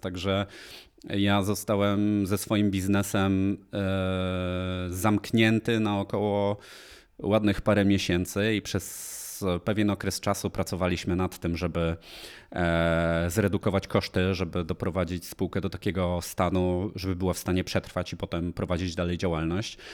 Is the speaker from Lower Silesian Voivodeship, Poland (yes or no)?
yes; Polanica-Zdrój, Lower Silesian Voivodeship, Poland; moved away as an adult; now in Warsaw, Poland; pochodzę z Polanicy Zdroju, przepięknej uzdrowiskowej miejscowości